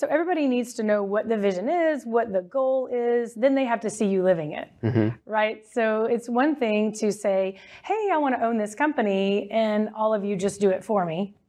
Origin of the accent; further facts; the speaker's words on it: North Richland Hills, Texas, United States; I am from Texas. Grew up in the mid-cities area, so North Richland Hills.